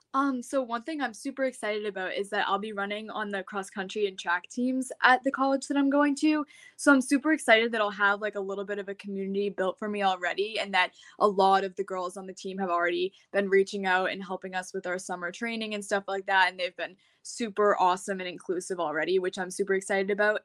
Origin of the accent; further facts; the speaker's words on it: Massachusetts, United States; I'm from Massachusetts, and I just graduated high school on Saturday